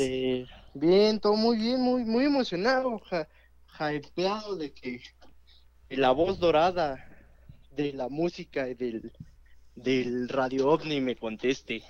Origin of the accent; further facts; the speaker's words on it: Cuautitlán, State of Mexico, Mexico; Yo soy de aquí de Cuautitlán de Romero Rubio